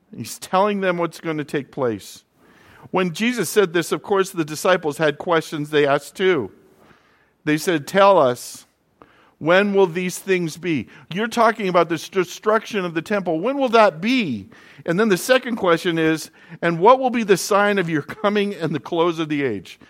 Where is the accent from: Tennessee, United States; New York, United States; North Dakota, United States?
North Dakota, United States; moved away; also born or lived in Florida; growing up in North Dakota